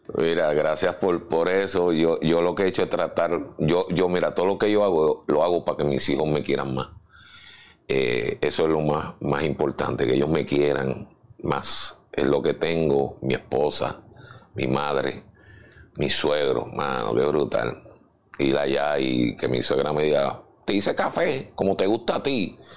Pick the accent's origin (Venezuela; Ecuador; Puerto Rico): Puerto Rico; San Juan; also born or lived in Chicago; me crié en San Agustín, el caserío San Agustín. Viví primero en Los Méndez, que es frente al Capitolio